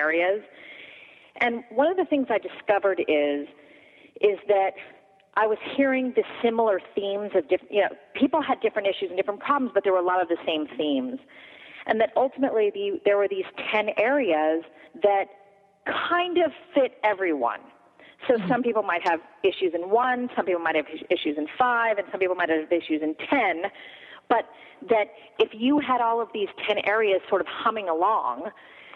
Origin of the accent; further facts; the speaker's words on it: Los Angeles, California, United States; I was raised in Los Angeles